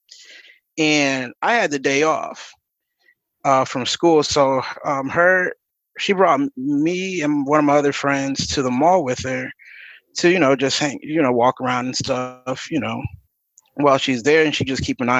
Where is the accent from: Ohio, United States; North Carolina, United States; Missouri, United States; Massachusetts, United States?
Ohio, United States; Akron; I'm from Akron, Ohio.